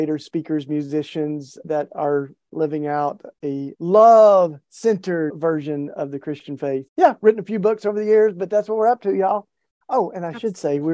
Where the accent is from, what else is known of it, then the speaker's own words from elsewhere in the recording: East Tennessee, United States; I was raised in the Bible Belt in East Tennessee